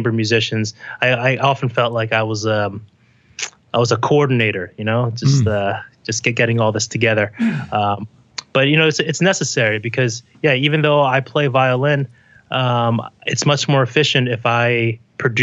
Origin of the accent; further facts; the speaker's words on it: Parsippany, New Jersey, United States; moved away as an adult; also born or lived in Taipei, Taiwan / New York City; now in New York, United States; I was raised in the 80s and in New Jersey in a town called Parsippany